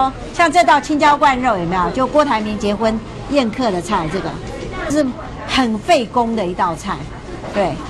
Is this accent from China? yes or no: yes; China; now in Taiwan; 因为我们我们我们大陆人过来台湾的时候，你知道吗？就是很节省